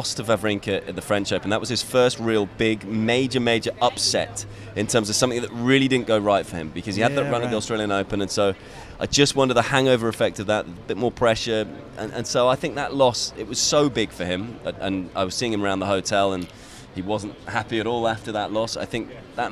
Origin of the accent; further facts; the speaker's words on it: United Kingdom; being British myself